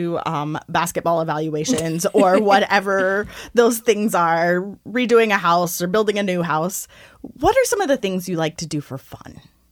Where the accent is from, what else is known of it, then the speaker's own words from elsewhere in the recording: Arkansas, United States; I grew up in Arkansas.